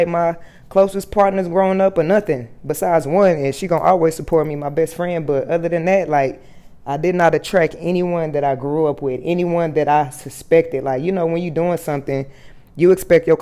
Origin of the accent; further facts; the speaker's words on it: Fort Worth, Texas, United States; moved away as an adult; also born or lived in Atlanta / Miami, Florida; I moved back home to Texas. You know, I'm from Fort Worth, Texas